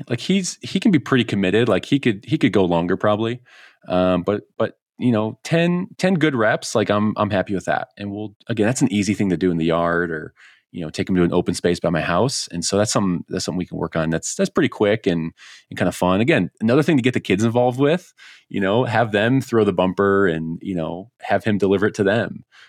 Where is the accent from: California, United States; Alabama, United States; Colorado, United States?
Colorado, United States; is to get back out there and bag a sage grouse in my home state.